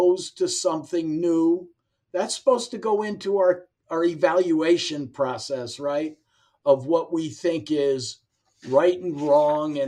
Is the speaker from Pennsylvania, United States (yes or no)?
yes; Pittsburgh, Pennsylvania, United States; I'm from Pittsburgh, so my dad started taking me to Waterford Park when I was 9 or 10 years old